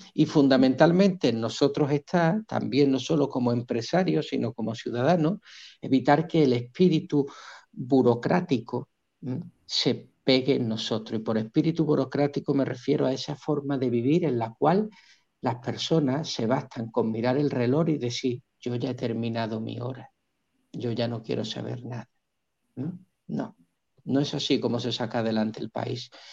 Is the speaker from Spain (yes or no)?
yes; Spain; now in Colombia; la tierra de donde yo vengo, de España